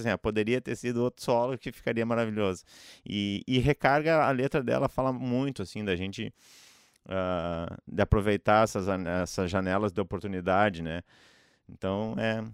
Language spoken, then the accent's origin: Portuguese; Gaúcho, Rio Grande do Sul, Brazil; sou gaúcho